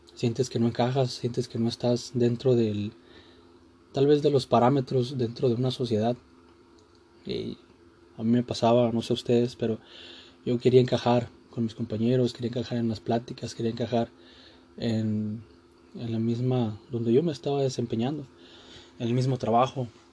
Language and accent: Spanish; Mexico; Este día se festeja a los Reyes Magos en mi país, a México.